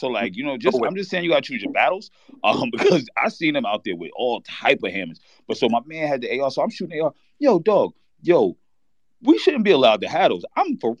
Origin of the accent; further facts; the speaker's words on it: New York, United States; I'm from New York.